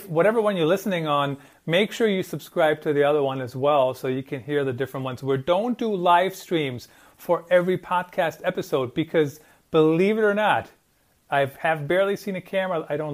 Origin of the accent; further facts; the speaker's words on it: Germany; English is a second language; moved away; also born or lived in Iowa; I grew up in Germany and I know my English is perfect now